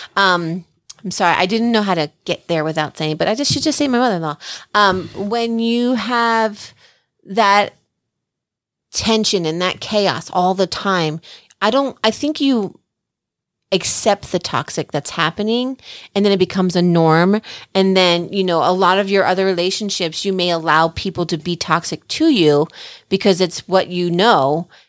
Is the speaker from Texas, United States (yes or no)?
no; New Jersey, United States; I'm the girl from Jersey